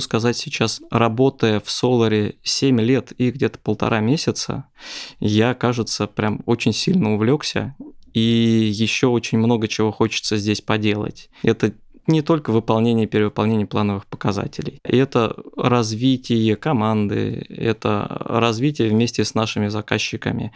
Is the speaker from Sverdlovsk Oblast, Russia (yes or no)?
no; Lipetsk, Lipetsk Oblast, Russia; moved away as an adult; now in Moscow, Russia; Я родом из Липецка, отучился в техническом университете, успешно поиграл в КВН потом поехал покорять Москву